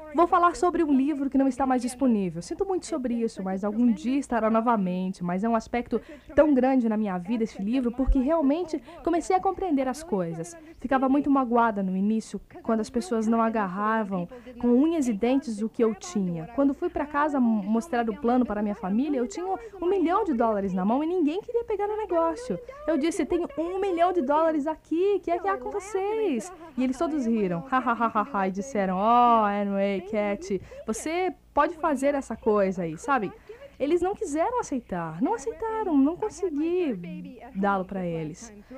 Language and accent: Portuguese; Kenosha, Wisconsin, United States; now in Florida, United States; eu sou de Kenosha, Wisconsin